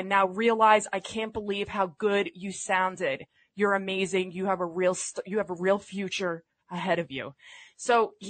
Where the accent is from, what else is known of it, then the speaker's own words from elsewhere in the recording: New York City, New York, United States; I'm from the Bronx.